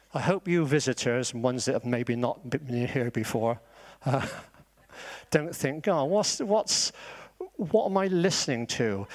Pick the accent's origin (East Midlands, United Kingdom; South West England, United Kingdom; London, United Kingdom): South West England, United Kingdom; Bristol; accent: Bristolian; I am Bristolian, so maybe my accent sounds like Wurzel Gummidge